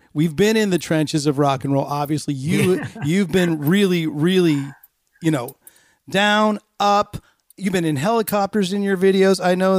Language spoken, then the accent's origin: English; Northern California, United States; I'm that kid from Northern California.